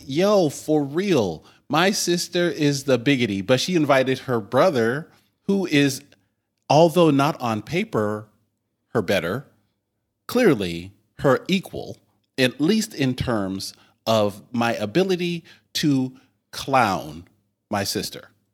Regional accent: Oregon, United States; as an Oregonian

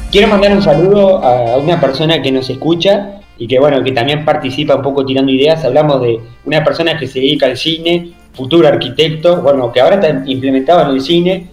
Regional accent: Paysandú, Uruguay; yo soy de Paysandú

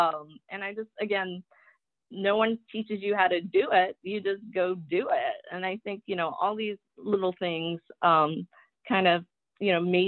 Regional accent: Taiwan; born there; when I tell people I was born in Taiwan, they're like, oh, well, you don't have an accent. I'm like, well, of course, I didn't learn English from my parents.

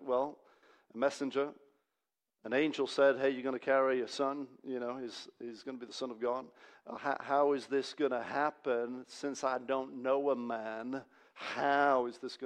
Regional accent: Hungary; now in Manchester, United Kingdom; my home country

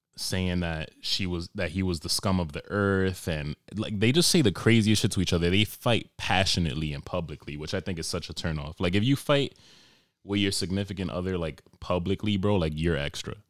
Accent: New York, United States; moved away; I'm from New York

